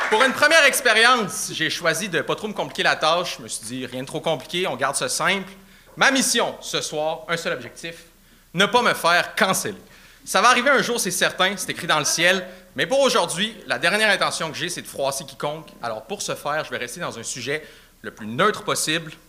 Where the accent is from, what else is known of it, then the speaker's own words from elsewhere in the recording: Sainte-Foy, Quebec, Canada; Je viens d'où de Québec? Ouais. sainte fois.